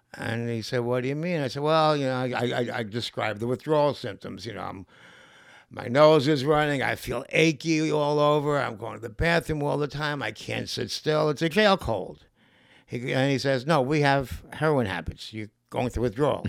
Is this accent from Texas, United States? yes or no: no; New York City, New York, United States; I'm from Lower East Side of Manhattan, a place called Grand Street